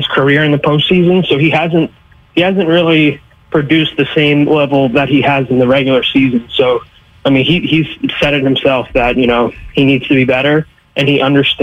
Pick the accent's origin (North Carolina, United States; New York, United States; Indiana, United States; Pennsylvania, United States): New York, United States; Bronx; born or raised there